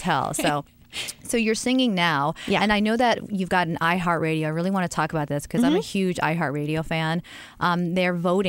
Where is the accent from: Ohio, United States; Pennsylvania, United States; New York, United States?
New York, United States; I'm obviously a New Yorker, and I'm here